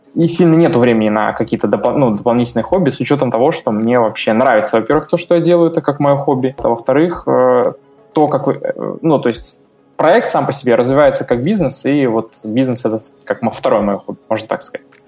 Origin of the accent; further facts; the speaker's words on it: Belarus; moved away as an adult; also born or lived in Russia; я сам с Беларуси